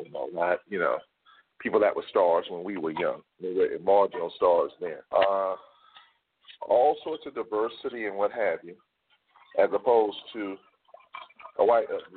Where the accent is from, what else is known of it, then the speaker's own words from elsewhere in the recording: Atlanta, Georgia, United States; I'm from Atlanta